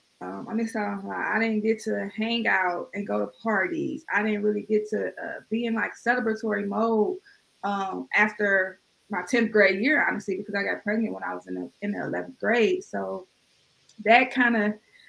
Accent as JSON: {"language": "English", "town": "East Cleveland", "region": "Ohio", "country": "United States", "tie": "born or raised there", "said": "Although I'm from Cleveland, I grew up in East Cleveland, which is one of the rougher neighborhoods in Cleveland"}